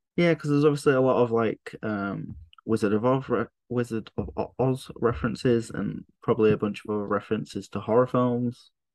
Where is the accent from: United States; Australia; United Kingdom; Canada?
United Kingdom; northern England; accent: northern